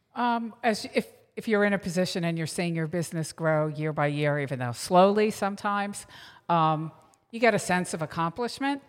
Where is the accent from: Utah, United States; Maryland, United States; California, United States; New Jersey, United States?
New Jersey, United States; Manasquan; I'm from Manasquan, New Jersey